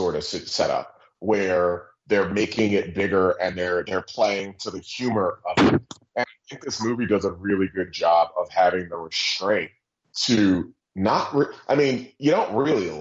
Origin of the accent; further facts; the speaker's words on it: Long Island, New York, United States; I'm being from Long Island